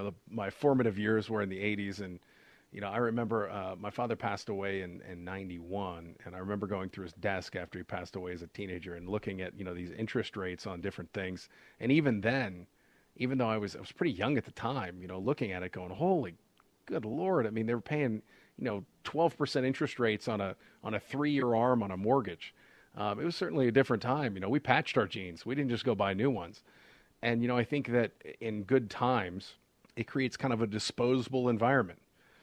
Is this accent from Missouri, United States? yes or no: no; Portland, Oregon, United States; moved away; also born or lived in Pittsburgh; when I was in 1988, I moved from Portland, Oregon to Pittsburgh, Pennsylvania.